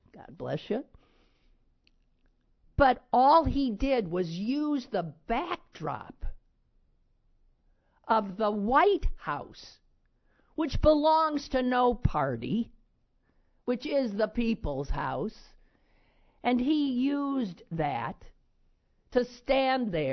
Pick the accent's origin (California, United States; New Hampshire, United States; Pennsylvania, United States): Pennsylvania, United States; Squirrel Hill; as an American Jew, as a Squirrel Hill Jew